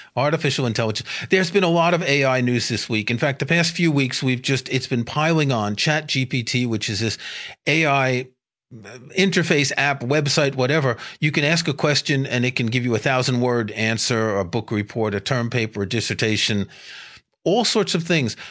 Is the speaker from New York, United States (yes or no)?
yes; New York City, New York, United States; I grew up in New York City